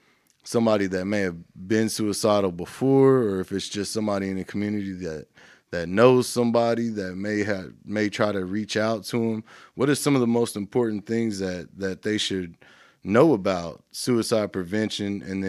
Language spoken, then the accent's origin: English; India; we have that, we're Indian men, we're supposed to be able to get through anything.